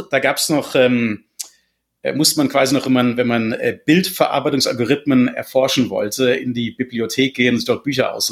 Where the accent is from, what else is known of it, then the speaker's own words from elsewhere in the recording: Hochheim am Main, Hesse, Germany; Also ich komme, wie gesagt, aus Hochheim am Main ursprünglich